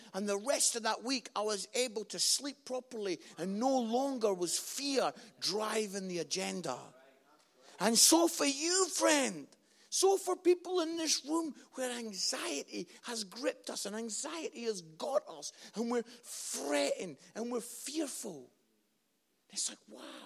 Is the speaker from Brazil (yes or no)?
no; Scotland, United Kingdom; I'm Scottish